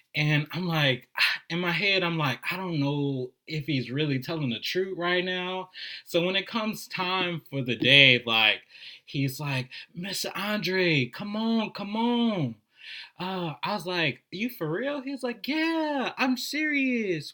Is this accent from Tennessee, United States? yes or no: no; New Orleans, Louisiana, United States; I'm a native of New Orleans